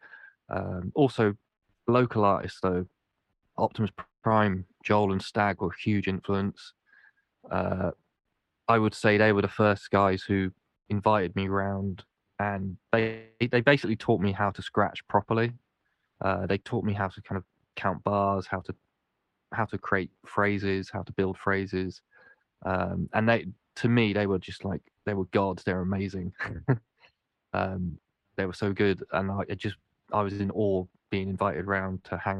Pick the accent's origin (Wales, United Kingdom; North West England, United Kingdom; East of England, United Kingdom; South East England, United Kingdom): South East England, United Kingdom; Winchester; moved away as an adult; also born or lived in Cardiff; Where I grew up in Winchester, there wasn't much hip-hop